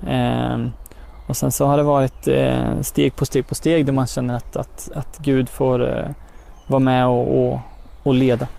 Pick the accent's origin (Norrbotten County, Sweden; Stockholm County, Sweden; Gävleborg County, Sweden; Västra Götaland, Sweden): Västra Götaland, Sweden; Götene; now in Örebro, Sweden; härstammar från eh, Götene Plätta